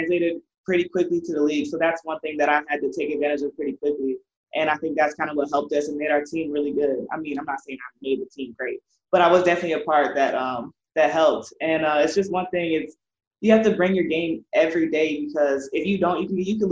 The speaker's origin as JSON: {"language": "English", "region": "Iowa", "country": "United States", "tie": "born or raised there", "said": "growing up in Iowa"}